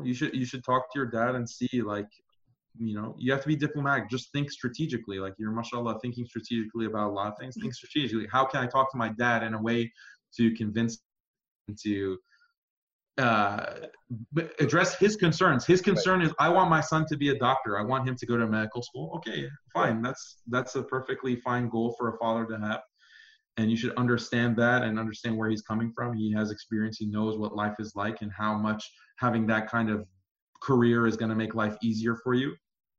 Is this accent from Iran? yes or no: yes; Iran; moved away; I'm here from Iran. Persian